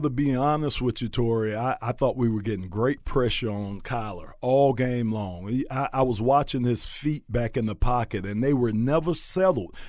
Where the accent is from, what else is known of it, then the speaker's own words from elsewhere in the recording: Miami, Florida, United States; I'm from Miami